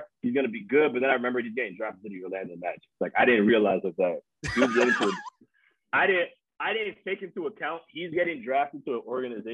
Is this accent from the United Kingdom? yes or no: no; Nigeria; me being Nigerian